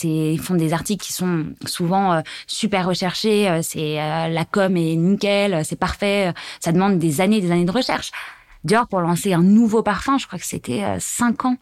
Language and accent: French; Savoie, Auvergne-Rhône-Alpes, France; moved away; also born or lived in Paris; Je viens de la Savoie